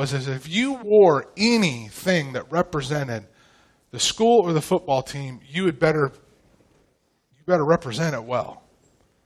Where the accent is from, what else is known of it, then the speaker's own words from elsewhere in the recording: Pacific Northwest, United States; moved away as an adult; now in Tomball, Texas, United States; I grew up in the Pacific Northwest